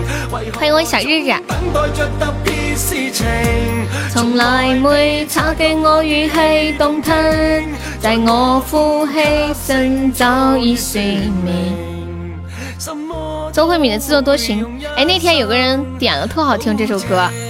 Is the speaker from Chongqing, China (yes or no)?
no; Tianjin, China; 河南的哦，河南哪儿的呀？我我天津的。